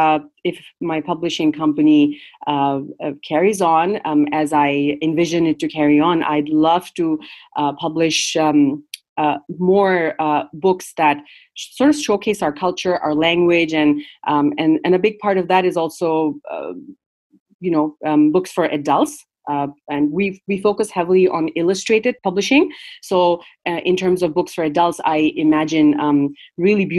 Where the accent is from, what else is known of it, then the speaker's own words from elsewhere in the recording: Dhaka, Dhaka Division, Bangladesh; English is a second language; moved away as an adult; also born or lived in Canada / California, United States; now in United States; I grew up in Bangladesh, and I've lived in North America since I started college. So from like about 18, I've lived in Canada and now the USA. But that means that my entire childhood was in Bangladesh